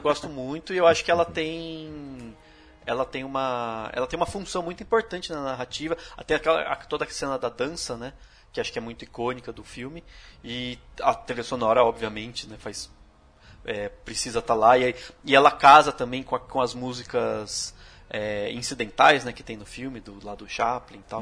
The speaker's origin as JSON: {"language": "Portuguese", "country": "Brazil", "said": "como brasileiro"}